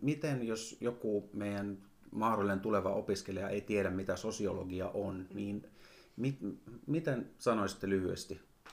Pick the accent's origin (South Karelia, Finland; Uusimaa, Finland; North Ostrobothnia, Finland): North Ostrobothnia, Finland; Oulainen; also born or lived in Helsinki; now in Rovaniemi, Finland; nyt mä muutin Helsingistä, mä oon siellä asunut, mutta alun perin mä oon Oulaisista kotoisin